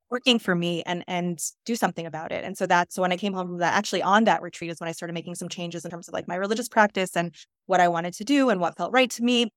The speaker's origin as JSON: {"language": "English", "region": "New York", "country": "United States", "tie": "born or raised there", "said": "I grew up in New York"}